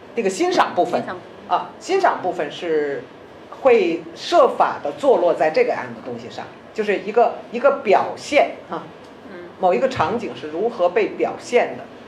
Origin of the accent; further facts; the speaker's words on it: China; 我是一个中国人